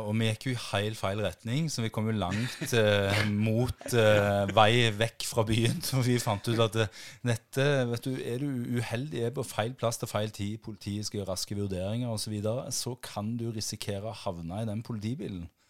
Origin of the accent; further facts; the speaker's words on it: Jæren, Rogaland, Norway; jeg verdens stolteste for at jeg er fra Jæren